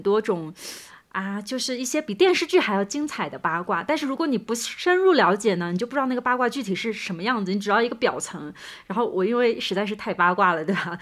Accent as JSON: {"language": "Chinese", "town": "Suzhou", "region": "Jiangsu", "country": "China", "also_born_or_lived": "Shanghai", "said": "我之前在从别的城市回到上海，包括从上海再次回到苏州的时候"}